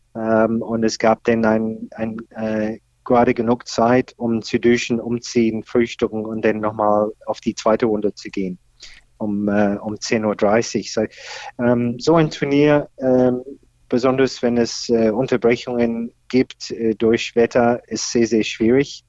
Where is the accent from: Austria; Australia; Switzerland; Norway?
Australia; German is a second language; moved away as an adult; now in Berlin, Germany; ich komme ursprünglich aus Australien, da bin ich aufgewachsen